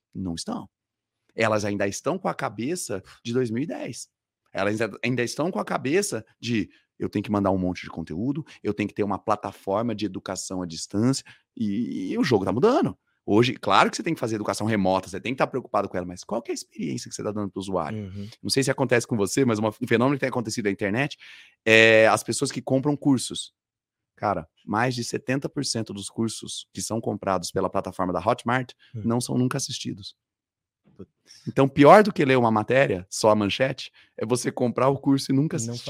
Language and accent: Portuguese; Campo Grande, Mato Grosso do Sul, Brazil; eu sou nascido em Campo Grande, capital do Mato Grosso do Sul, lá no Centro-Oeste, lá no Pantanal